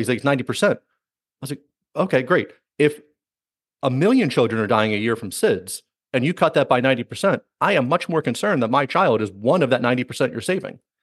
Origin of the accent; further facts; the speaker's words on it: United States; I'm American